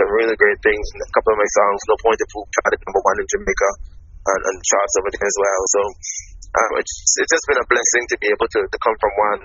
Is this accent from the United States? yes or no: no; Anguilla; I was a kid growing up in the Caribbean